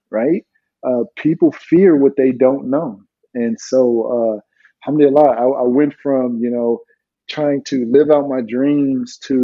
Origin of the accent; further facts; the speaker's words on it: California, United States; moved away as an adult; also born or lived in Washington State; growing up in California